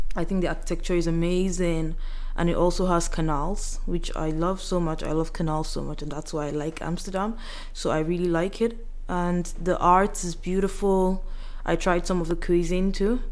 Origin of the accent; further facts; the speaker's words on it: Yoruba side of Nigeria, Southwest Nigeria, Nigeria; I'm from the Yoruba side and the meals we eat is totally different from those from Igbo side or Hausa side or the other parts of Nigeria